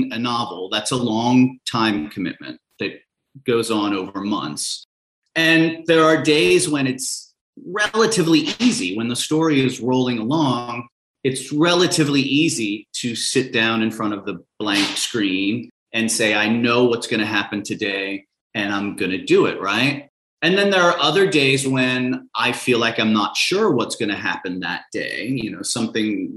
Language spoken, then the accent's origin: English; Cincinnati, Ohio, United States; I grew up in Cincinnati, which is a baseball mad city